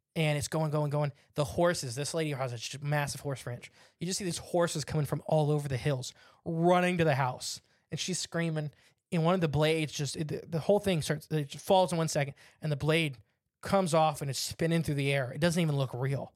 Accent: Northwest Ohio, United States; we're from Northwest Ohio

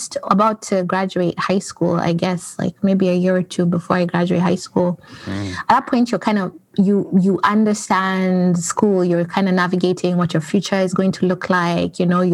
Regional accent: Toronto, Ontario, Canada; moved away as an adult; also born or lived in Kenya; I guess I'm coming from Canada, Toronto. I've lived in Canada for about 15 years. And I am originally from Kenya. That is where I was born, but I moved to Canada when I was really young.

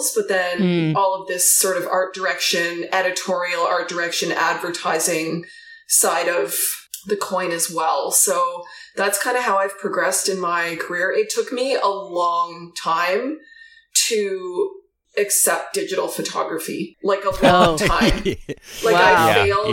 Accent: Canada; also born or lived in Toronto area, Ontario; now in Calgary, Canada; I am a Canadian photographer.

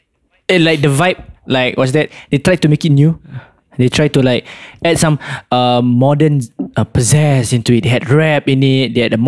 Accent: Singapore; yes, I'm Singaporean.

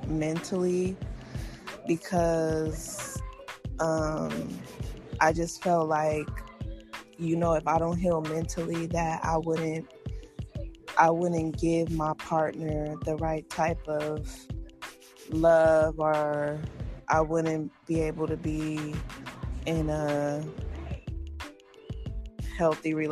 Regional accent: United States; being African American in America, I didn't have as much opportunities as the other races

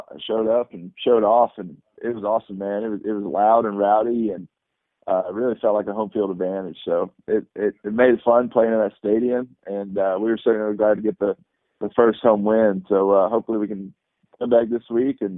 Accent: the South, United States; moved away as an adult; now in Seattle, United States; I'm from the South

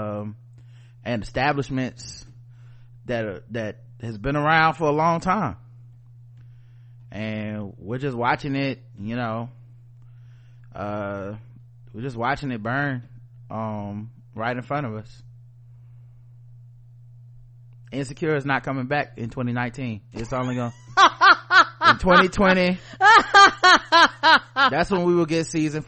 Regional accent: United States; I'm an American

